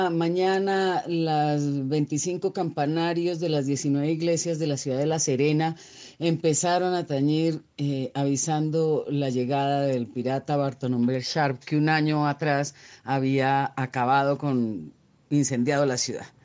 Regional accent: Colombia; de Colombia

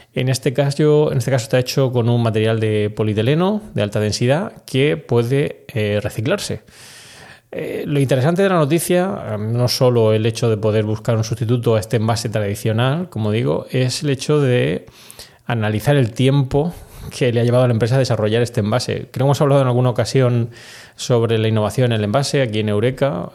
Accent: Spain; also born or lived in United States; aquí en España

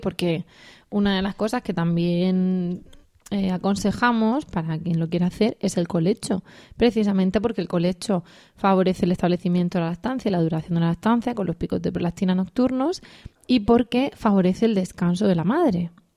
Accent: Region of Murcia, Spain

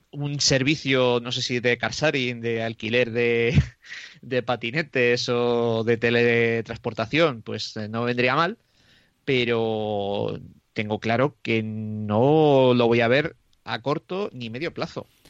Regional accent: Roa, Castile and León, Spain; en mi pueblo que es eh, de Roa, que está a 17 kilómetros de Aranda de Duero

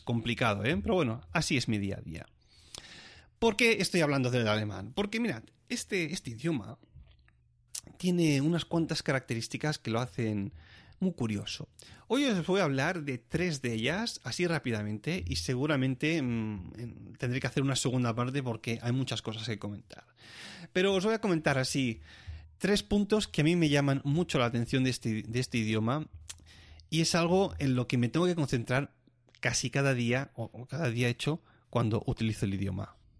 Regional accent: Spain; moved away as an adult; now in Germany

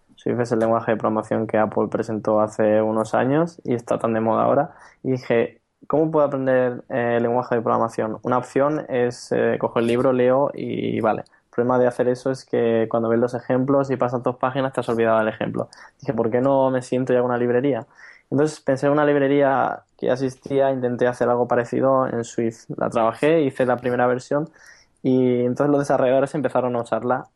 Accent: Region of Murcia, Spain; accent: Murcian; moved away as an adult; also born or lived in Valencia / Barcelona; now in Berlin, Germany; yo, para quien no lo haya notado en mi acento, soy murciano

